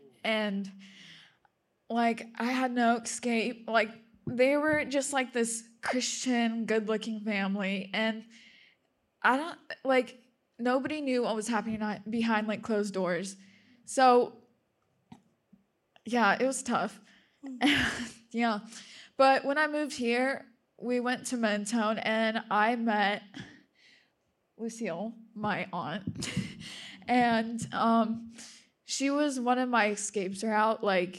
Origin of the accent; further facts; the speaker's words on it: Russia; born there; I'm just going to tell you a little bit, like my own little testimony. So I was born in Russia